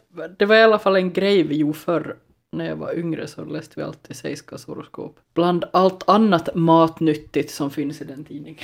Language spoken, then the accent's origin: Swedish; Ostrobothnia, Finland; som österbottning utan någon jättestark relation till spårarna